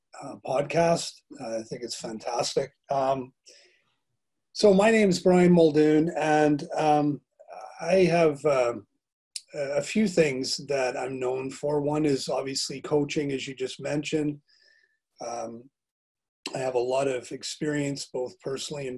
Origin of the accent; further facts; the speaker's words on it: Calgary, Alberta, Canada; moved away as an adult; now in Bangor, United Kingdom; I'm originally from Calgary, Alberta, Canada, which is in the west part of the country